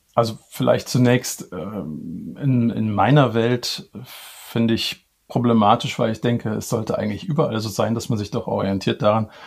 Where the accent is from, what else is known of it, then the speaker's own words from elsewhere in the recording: Cologne, North Rhine-Westphalia, Germany; komme ich ähm, gebürtig aus Köln.